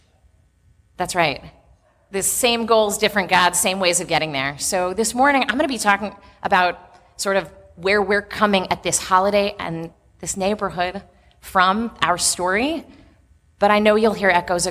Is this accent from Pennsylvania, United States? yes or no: no; Chicago, Illinois, United States; I'm from Hyde Park. I grew up on the south side, not far from here. I was born at Michael Reese Hospital